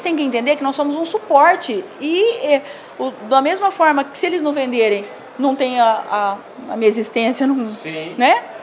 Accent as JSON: {"language": "Portuguese", "town": "São José do Rio Preto", "region": "São Paulo", "country": "Brazil", "moved": "as an adult", "said": "voltei para casa, que eu sou do interior de São Paulo, sou de São José do Rio Preto"}